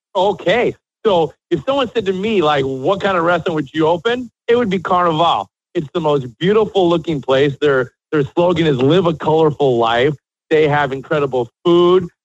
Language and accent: English; Chicago, Illinois, United States; moved away as an adult; also born or lived in Miami, Florida; now in Miami Beach, United States; I'm born and raised in Chicago.